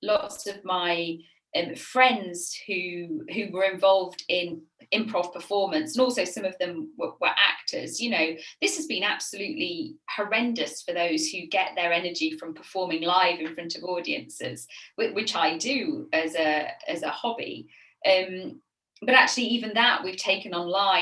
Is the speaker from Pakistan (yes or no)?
no; Sheffield, Yorkshire and the Humber, United Kingdom; accent: northern; now in Kent, United Kingdom; You can probably detect in my voice that I am northern. I grew up in Sheffield, so as far away from the sea as you can get in the UK.